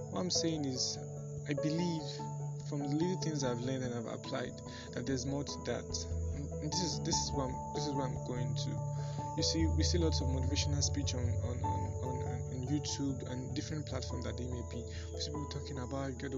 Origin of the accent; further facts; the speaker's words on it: Nigeria; I'm Nigerian by birth